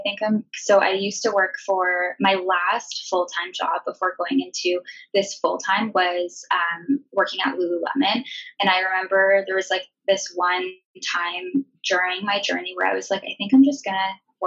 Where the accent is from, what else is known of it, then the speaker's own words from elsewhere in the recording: Ontario, Canada; now in Vancouver, Canada; I am currently living in Vancouver, BC with my boyfriend. We're from Ontario